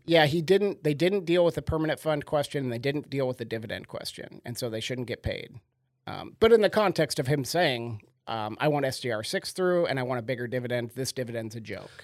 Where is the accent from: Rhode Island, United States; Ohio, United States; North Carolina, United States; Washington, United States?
Washington, United States; Sequim; I grew up on a farm in a terribly small town